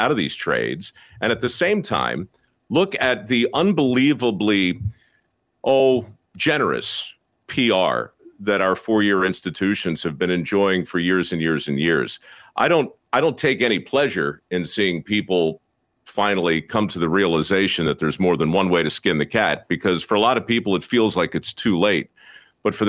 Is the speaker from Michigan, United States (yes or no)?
no; Baltimore, Maryland, United States; my hometown in Baltimore